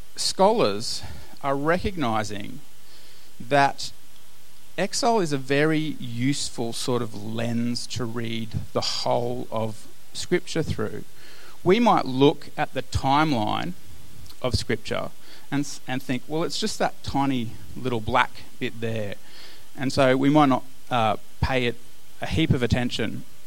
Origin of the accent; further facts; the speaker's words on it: Australia; as Australian Christians